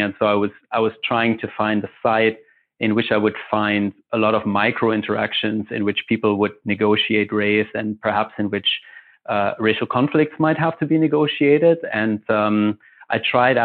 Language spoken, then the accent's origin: English; Germany; moved away as an adult; also born or lived in Chicago, United States; now in Montreal, Canada; I'm originally from Germany